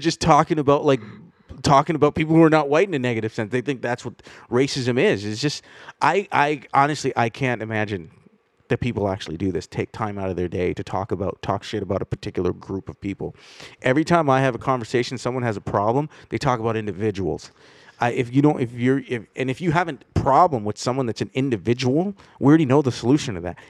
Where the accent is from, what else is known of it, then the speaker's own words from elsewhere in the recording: Canada; It's just this is what the country that I grew up in. Like I'm about as Canadian as the next kid.